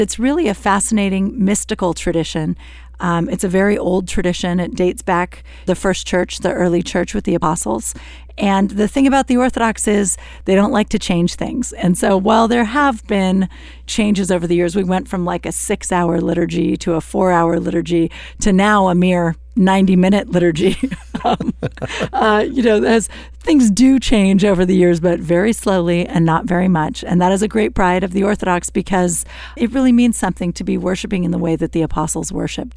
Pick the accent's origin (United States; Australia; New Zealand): United States; I'm an American. I grew up here